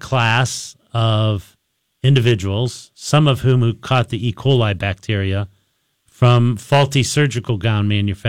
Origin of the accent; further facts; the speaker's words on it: Mahoning Valley, Ohio, United States; I'm from the Mahoning Valley.